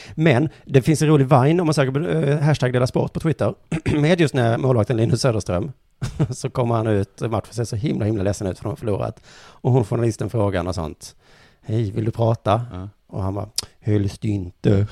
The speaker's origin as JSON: {"language": "Swedish", "region": "Skåne", "country": "Sweden", "said": "vi skåningar"}